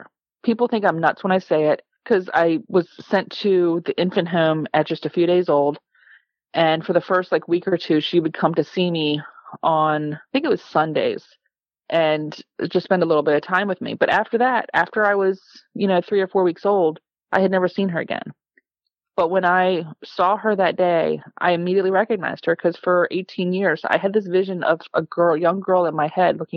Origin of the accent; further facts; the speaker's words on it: Calvert County, Maryland, United States; I grew up in Calvert County.